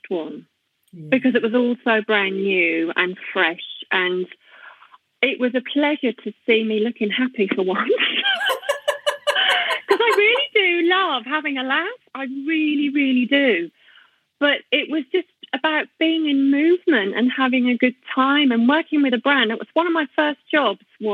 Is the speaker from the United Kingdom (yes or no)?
yes; Brownhills, West Midlands, United Kingdom; I grew up in a little town called Brown Hills